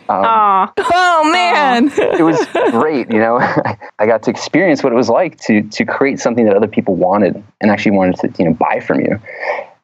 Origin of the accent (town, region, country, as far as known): a little town outside of Atlanta, Georgia, United States; born or raised there; now in San Francisco, United States